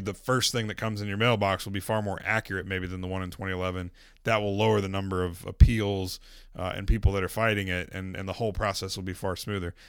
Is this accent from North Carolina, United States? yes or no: yes; Winston-Salem, North Carolina, United States; you and I are both natives of North Carolina. I'm from Winston-Salem.